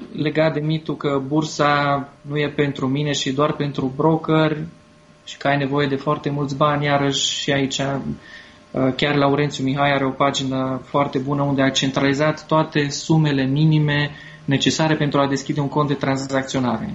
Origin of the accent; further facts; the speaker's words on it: Târgu Mureș, Mureș County, Romania; eu sunt și din Târgu Mureș